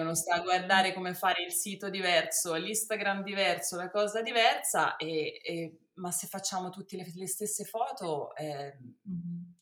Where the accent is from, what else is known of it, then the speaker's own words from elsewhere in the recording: Rome, Lazio, Italy; now in Tuscany, Italy; sono nata a Roma e ho mio padre che è italiano e mia mamma